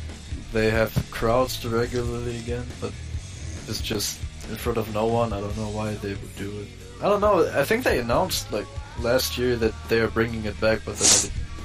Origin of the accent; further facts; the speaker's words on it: Germany; I'm from Germany.